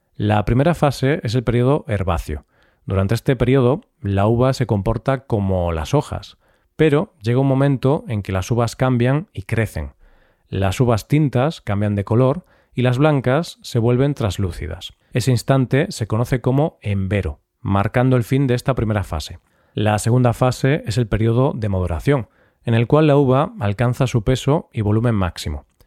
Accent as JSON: {"language": "Spanish", "region": "Galicia", "country": "Spain", "said": "mi tierra, Galicia"}